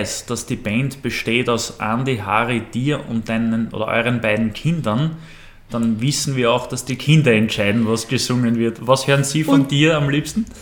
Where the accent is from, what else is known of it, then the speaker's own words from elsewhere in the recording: Austria; Wir Österreicher